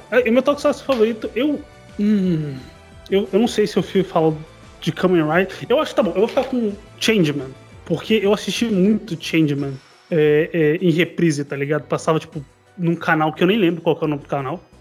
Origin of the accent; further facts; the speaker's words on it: Campo Grande, Mato Grosso do Sul, Brazil; tenho 26 anos, eu sou de Campo Grande, morei aqui a minha vida inteira.